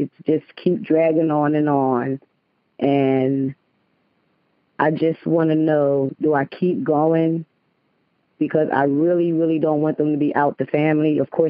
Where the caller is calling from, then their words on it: Ocala, Florida, United States; I'm calling from Ocala, Florida.